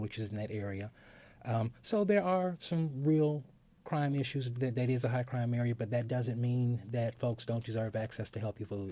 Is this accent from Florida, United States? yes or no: no; Gary, Indiana, United States; moved away; I'm originally from Gary